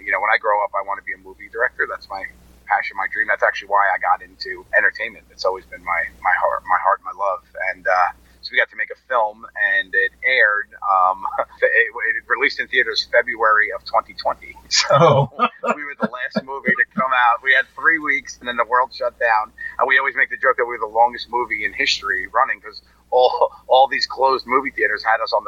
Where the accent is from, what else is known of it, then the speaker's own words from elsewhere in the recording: New York, United States; I grew up in New York